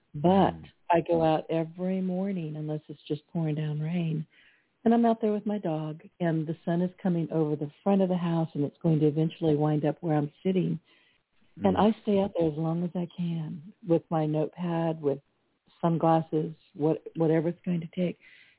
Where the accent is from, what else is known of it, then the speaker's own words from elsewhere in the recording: California, United States; now in Southwest Louisiana, United States; I was born and raised in California, but I've been in Southwest Louisiana pretty much most of my life.